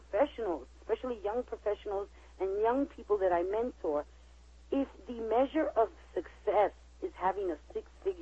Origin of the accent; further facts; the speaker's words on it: New York City, New York, United States; born and raised in New York City